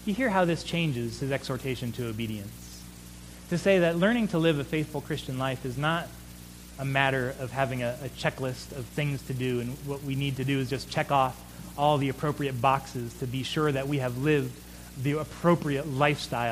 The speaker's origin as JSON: {"language": "English", "country": "United States"}